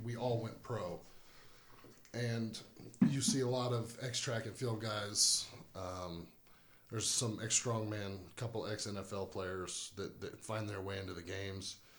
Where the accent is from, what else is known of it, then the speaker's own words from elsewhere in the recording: New Braunfels, Texas, United States; from New Braunfels, Texas